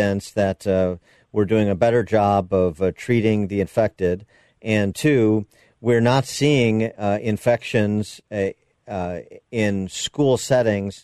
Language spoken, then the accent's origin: English; Illinois, United States; my home state of Illinois